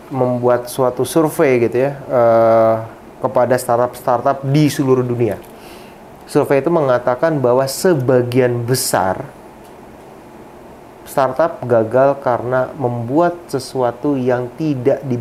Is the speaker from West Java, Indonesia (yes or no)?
no; Padang, West Sumatra, Indonesia; Kebetulan saya orang Sumatera Barat, orang Padang gitu ya.